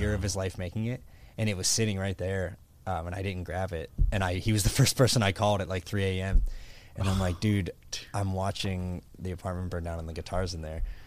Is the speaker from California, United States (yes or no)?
no; Pittsburgh, Pennsylvania, United States; moved away as an adult; now in Florida, United States; I grew up in Pittsburgh, Pennsylvania